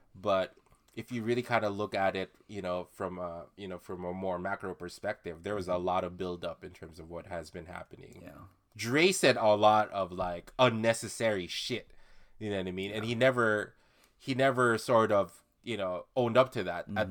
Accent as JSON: {"language": "English", "country": "Philippines", "said": "as a Filipino uh, Filipino dude"}